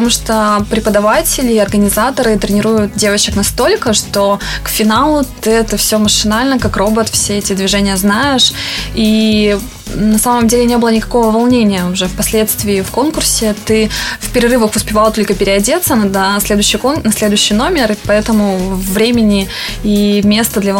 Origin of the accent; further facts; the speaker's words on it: Cherepovets, Vologda Oblast, Russia; Я люблю Череповец, потому что, ну, во-первых, это мой родной город, и здесь очень комфортно жить.